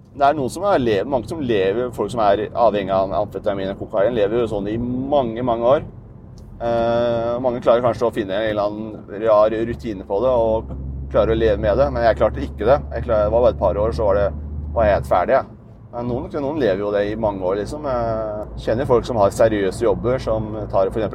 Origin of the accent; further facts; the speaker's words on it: Dokka, Innlandet, Norway; moved away; Dokka, der jeg er fra